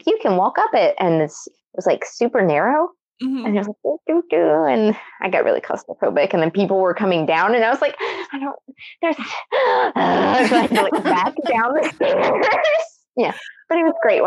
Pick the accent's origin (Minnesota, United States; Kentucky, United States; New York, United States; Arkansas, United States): Arkansas, United States; we're from Arkansas